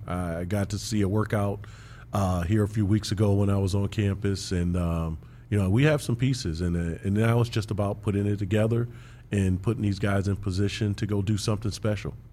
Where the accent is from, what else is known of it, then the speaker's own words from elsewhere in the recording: Big Ten country, Midwest, United States; I grew up in Big Ten country